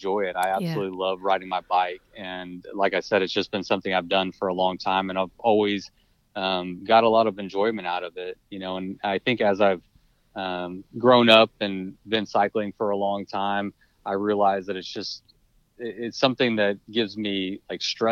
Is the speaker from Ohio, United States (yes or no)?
no; College Station, Texas, United States; I am from College Station, Texas. So yeah. I haven't left